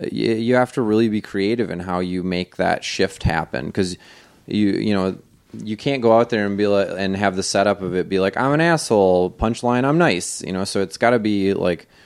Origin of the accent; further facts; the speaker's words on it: Wisconsin, United States; I'm from Wisconsin uh, and if you don't know, that's an American Indian word that means mm, teeter tots.